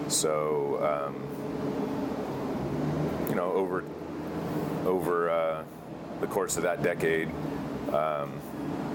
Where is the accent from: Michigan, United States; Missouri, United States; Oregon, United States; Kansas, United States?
Oregon, United States; Eugene; I grew up in Eugene